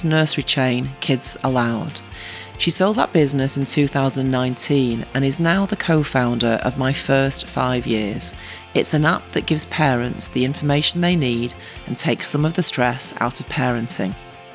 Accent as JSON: {"language": "English", "town": "Salford", "region": "North West England", "country": "United Kingdom", "said": "you're a Salfordian, as am"}